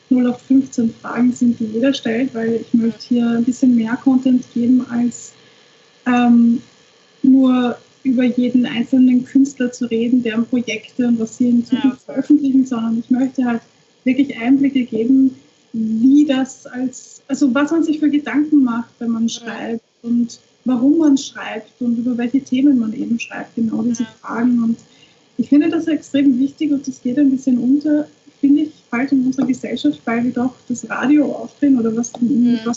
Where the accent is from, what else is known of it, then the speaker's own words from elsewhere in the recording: Austria; ich finde, wir haben in Österreich so oder im deutschsprachigen Raum so viele ähm, gute Musiker und Songwriter